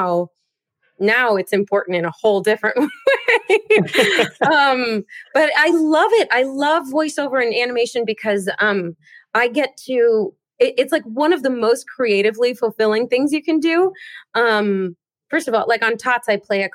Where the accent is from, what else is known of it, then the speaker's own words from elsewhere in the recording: Seattle, Washington, United States; I grew up in Seattle